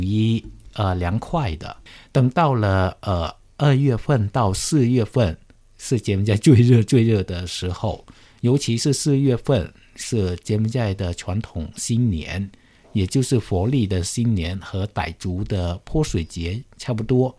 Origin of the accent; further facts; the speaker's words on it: Cambodia; moved away as an adult; now in Beijing, China; 我是来自柬埔寨的